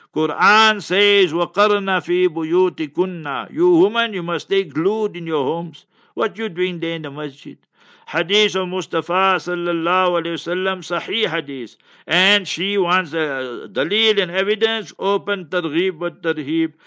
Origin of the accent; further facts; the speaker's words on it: Heidelberg, Gauteng, South Africa; moved away as an adult; also born or lived in Newcastle; Heidelberg, my hometown, Heidelberg